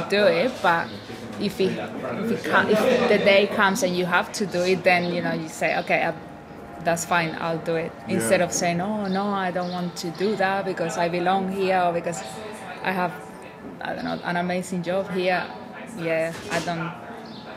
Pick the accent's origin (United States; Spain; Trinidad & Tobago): Spain; English is a second language; moved away as an adult; now in London, United Kingdom